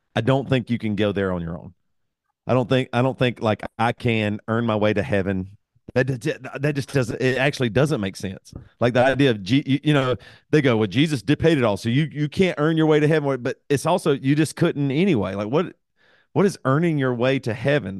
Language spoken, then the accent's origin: English; the South, United States; I'm from the South